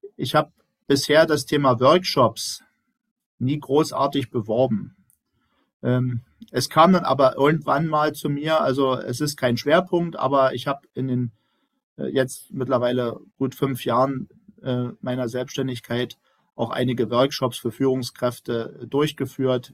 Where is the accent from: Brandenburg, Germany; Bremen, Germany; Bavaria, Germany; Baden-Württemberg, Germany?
Brandenburg, Germany; moved away as an adult; now in Dresden, Germany; ich stamme ja aus dem Land Brandenburg